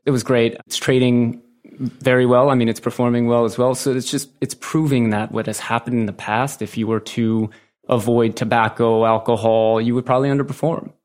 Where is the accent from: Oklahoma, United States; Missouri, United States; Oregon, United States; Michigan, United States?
Missouri, United States; St. Louis; moved away as an adult; also born or lived in Manhattan; I grew up in Saint Louis, Missouri, in the Midwest